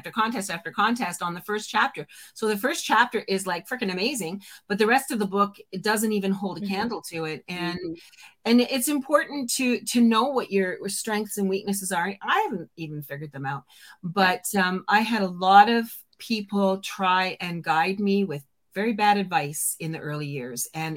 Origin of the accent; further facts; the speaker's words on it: just outside of Toronto, Ontario, Canada; I'm Canadian, just outside of Toronto